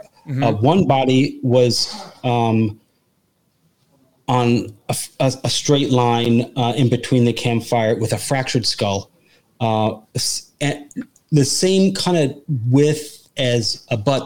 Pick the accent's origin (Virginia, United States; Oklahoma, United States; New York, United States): New York, United States; I'm from New York.